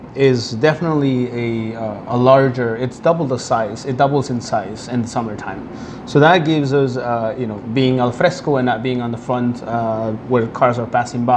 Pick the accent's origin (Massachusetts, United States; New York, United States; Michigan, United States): New York, United States; New York City; I'm a New Yorker